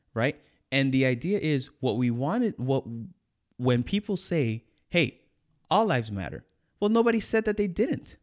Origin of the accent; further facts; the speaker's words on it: United States; I grew up in the States